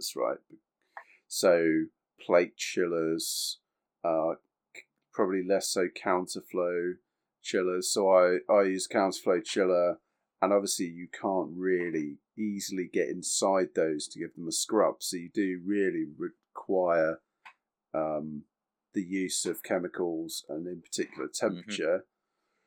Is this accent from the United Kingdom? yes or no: yes; United Kingdom; We are British